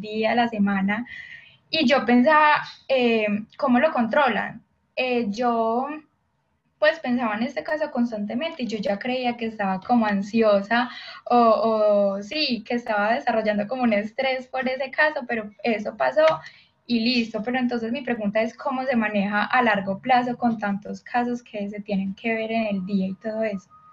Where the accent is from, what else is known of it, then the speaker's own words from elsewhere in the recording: Colombia; Yo soy de Colombia.